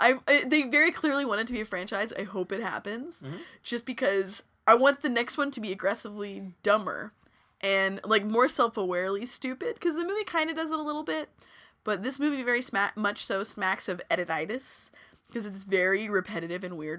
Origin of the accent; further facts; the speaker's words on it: Texas, United States; I am a Texan. I say this as a Texan.